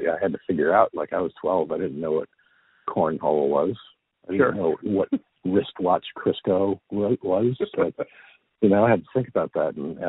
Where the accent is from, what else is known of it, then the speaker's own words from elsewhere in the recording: Long Island, New York, United States; In Long Island.